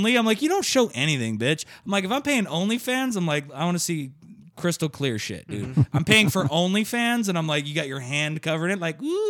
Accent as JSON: {"language": "English", "town": "Detroit", "region": "Michigan", "country": "United States", "moved": "yes", "lives_now": "Arizona, United States", "said": "actually, I'm from Detroit, Michigan."}